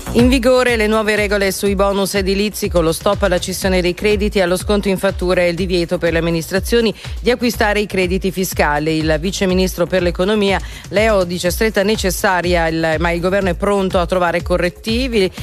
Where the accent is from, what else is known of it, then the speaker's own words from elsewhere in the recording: Lombardy, Italy; nostro dialetto eh. lombardo